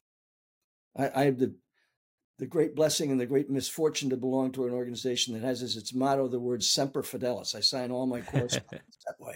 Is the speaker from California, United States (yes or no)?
no; San Antonio, Texas, United States; I was born in 1943 in San Antonio, Texas.